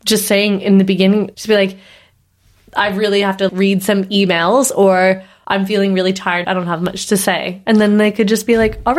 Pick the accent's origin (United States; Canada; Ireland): Canada; East Coast; I'm Canadian. The East Coast.